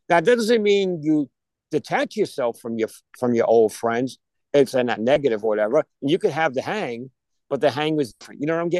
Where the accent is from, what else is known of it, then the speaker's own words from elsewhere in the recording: New York, United States; moved away; We're all transplants from New York